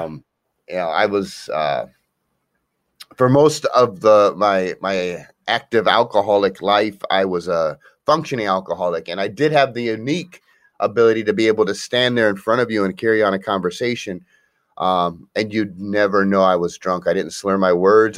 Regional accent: Akron, Ohio, United States; I'm actually from Akron, Ohio

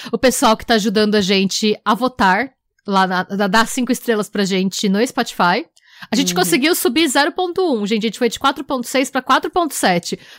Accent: Brazil; nós somos brasileiras

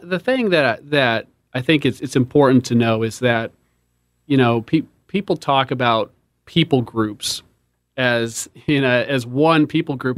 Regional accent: Seattle, Washington, United States; moved away as an adult; now in Charlotte, United States; born and raised in Seattle, um, great place to grow up

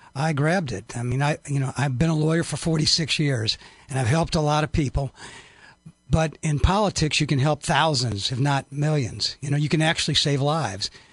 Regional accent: Mount Sterling, Illinois, United States; I grew up in Mount Sterling, Illinois, over near Quincy.

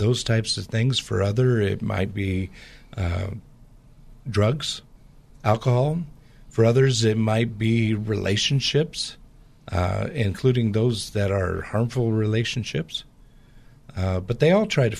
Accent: Portland, Pacific Northwest, United States; I grew up in the Pacific Northwest, which has a lot of the same type of culture in the Portland area as the Bay Area

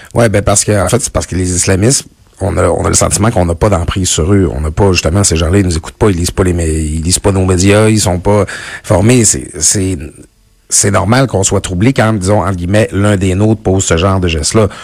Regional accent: Quebec, Canada; j'ai été élevé au Lac-Saint-Jean, on n'avait pas de Steinberg

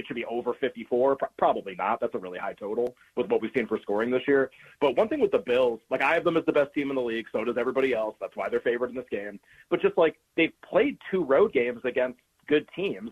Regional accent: Massachusetts, United States; I grew up in New England, grew up in Massachusetts

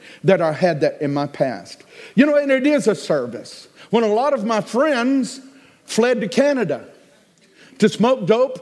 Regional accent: United States; I am an American

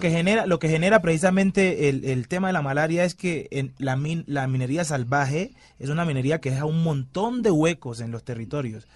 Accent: Timbiquí, Cauca, Colombia; now in Cali, Colombia

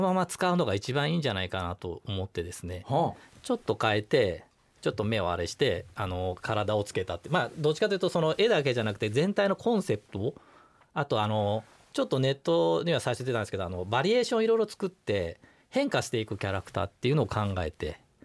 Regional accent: Kobe, Hyogo, Japan; moved away as an adult; also born or lived in Kumamoto; now in Tokyo, Japan; 小学生ぐらいからあの神戸にいて、ええ、30ぐらいまではあの神戸にいたので震災もがっつり経験したりとか

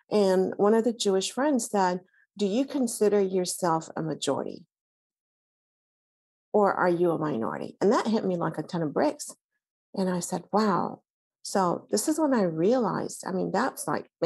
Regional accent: Alexandria, Alexandria Governorate, Egypt; now in United States; I was born in Egypt, raised in Alexandria, Egypt, went to French Catholic schools that were run by nuns

